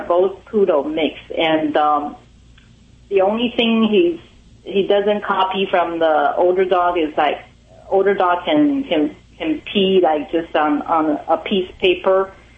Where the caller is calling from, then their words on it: Pasadena, California, United States; I'm calling from Pasadena, California.